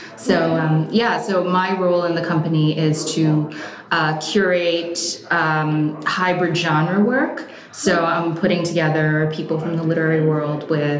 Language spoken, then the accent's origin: English; New York, United States; also born or lived in Oregon; We were in Oregon for 5 years. I'm originally from New York.